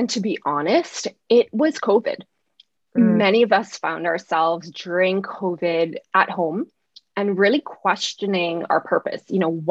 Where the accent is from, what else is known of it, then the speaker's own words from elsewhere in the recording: Barbados; also born or lived in Oakville / Waterloo, Canada; So even though it does sound a little Canadian, I'm actually from Barbados. I did spend about 10 years living in Canada in Oakville and Waterloo.